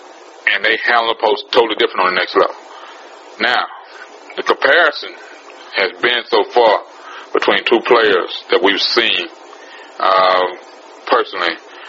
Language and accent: English; Houston, Texas, United States; being the three people that we are from Houston